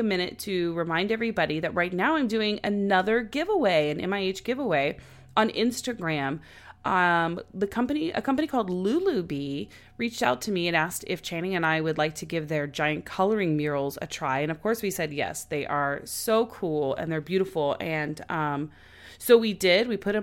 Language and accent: English; Oklahoma, United States; now in Los Angeles, United States; we're from Oklahoma